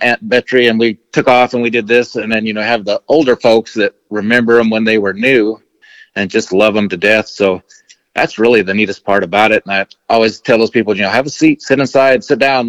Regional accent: New Mexico, United States; growing up in New Mexico, my dad was a kind of a rough cowboy type of guy

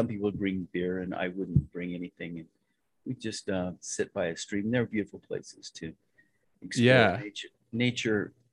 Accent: Western Slope, Colorado, United States; I was born in the Western Slope over there, and it was a great little place.

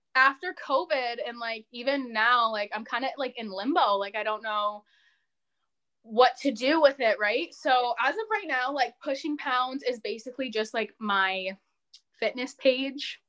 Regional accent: Windsor, Ontario, Canada; I'm from Windsor

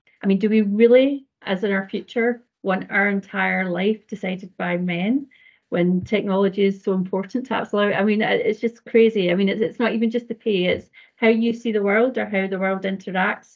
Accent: Scotland, United Kingdom; accent: Scottish; I'm Scotland, as you can hear. Scottish, you can hear from my accent

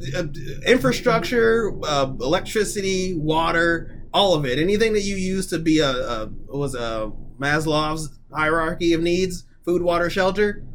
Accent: United States; as an American

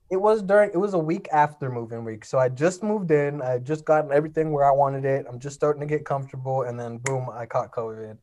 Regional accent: Los Angeles, California, United States; I'm from a place called Frogtown. It's in northeast L A.

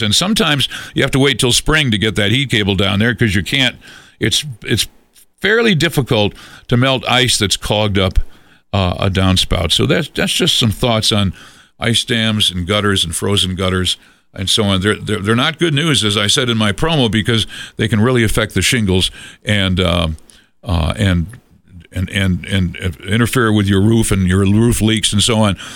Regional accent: Massachusetts, United States; now in Colorado, United States; I grew up in Massachusetts

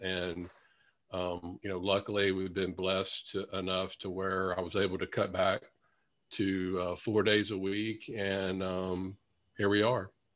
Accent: Louisiana, United States; my hometown in Louisiana

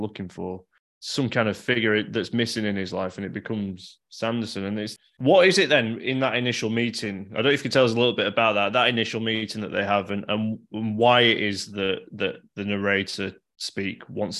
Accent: Leeds, Yorkshire and the Humber, United Kingdom; I'm obviously from Leeds, Yorkshire

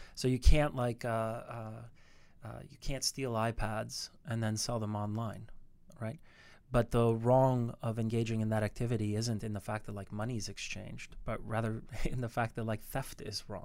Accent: Canada; I'm Canadian

